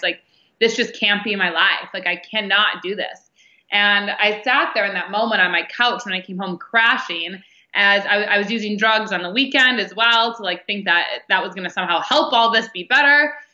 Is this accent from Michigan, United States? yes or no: yes; Detroit, Michigan, United States; I was born in Detroit, Michigan, and had super normal upbringing